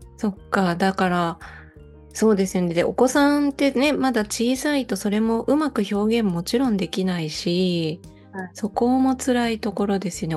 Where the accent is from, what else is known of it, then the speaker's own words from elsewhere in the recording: Osaka, Japan; now in Matsumoto, Japan; 私も大阪で育ったので雪とは全然無縁だったんですけど、うんうん長野県の松本に引っ越してきてからは